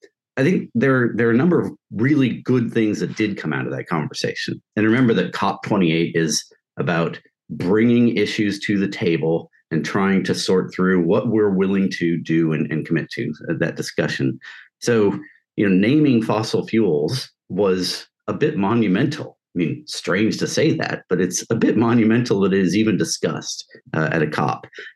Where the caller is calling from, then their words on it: New Haven, Connecticut, United States; I'm dialing in from New Haven, Connecticut.